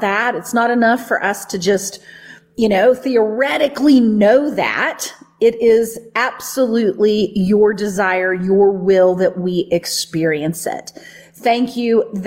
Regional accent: the Bible Belt, United States; the teachings that I grew up with in the Bible Belt

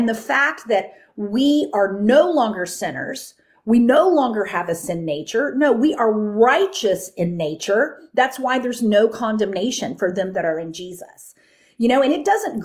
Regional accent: Texas, United States; I grew up in the Bible Belt, right? I grew up in Texas.

